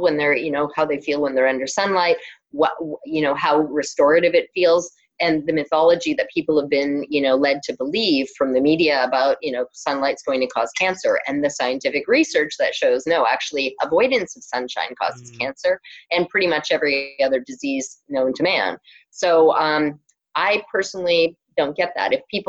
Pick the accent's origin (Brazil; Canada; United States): Canada; Ontario; accent: Canadian; Yeah, I'm Canadian, so some people laugh at my Canadian accent. I've lost most of it, but I do occasionally.